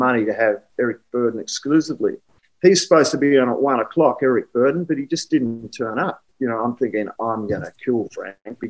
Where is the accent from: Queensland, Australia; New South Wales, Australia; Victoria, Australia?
Victoria, Australia; Melbourne; I'm from Melbourne